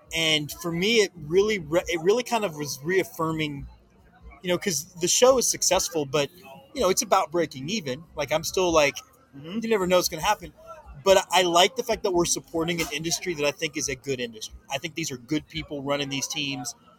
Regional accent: Houston, Texas, United States; I grew up in Houston

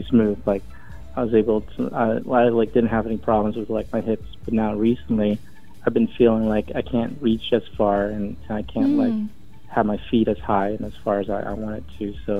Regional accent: United States; also born or lived in New York City

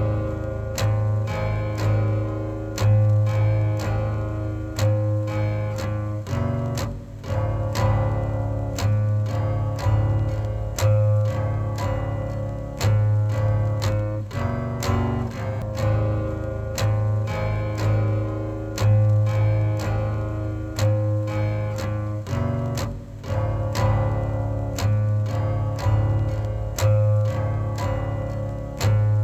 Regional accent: Detroit, Michigan, United States; now in Oregon, United States; I'm from Detroit

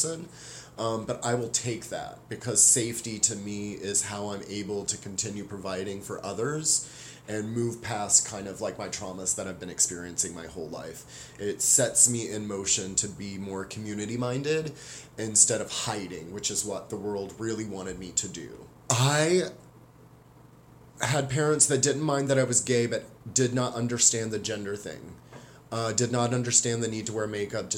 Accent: the South, United States; moved away as an adult; now in Northwest, United States; I was born in the South, and I lived there until I was like 18 years old, and I've been living in the Northwest for the last 20 years

